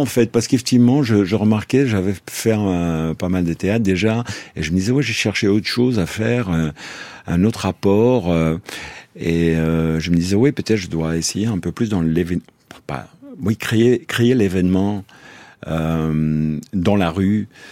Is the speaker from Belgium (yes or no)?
yes; Brussels, Brussels-Capital Region, Belgium; chez nous à Bruxelles.